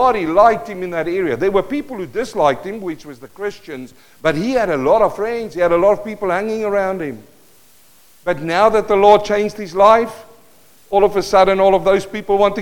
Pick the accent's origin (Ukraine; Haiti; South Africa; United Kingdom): South Africa; first language Afrikaans; English is a second language; moved away; Living in South Africa. I speak Afrikaans, Mark. Afrikaans. English is my second language.